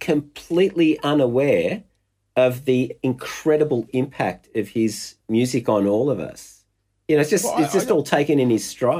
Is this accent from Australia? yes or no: yes; Melbourne, Victoria, Australia; You know, I'm a drummer from Melbourne, and I'm a massive fan.